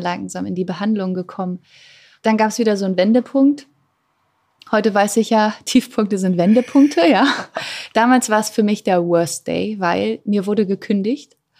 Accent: Germany; geboren bin ich ja am Rand von Berlin, wirklich super ländlich. Damals 1984

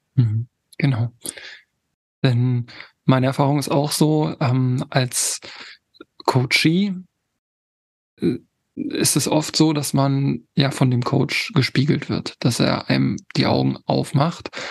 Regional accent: Harz, Germany; now in Hamburg, Germany; Ich komme ja im Ursprung aus dem Harz, aus da, da wo Tobi halt wohnt. Da ist meine, mein Ursprung und ich lebe jetzt in Hamburg

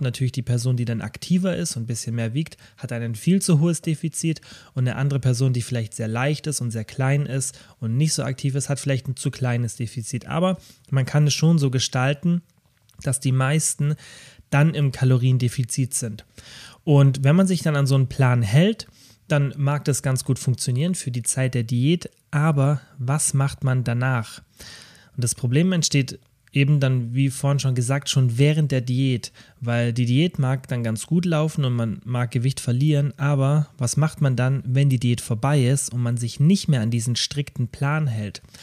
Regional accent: Kempten, Bavaria, Germany; also born or lived in Stuttgart; in meiner Heimatstadt Kempten

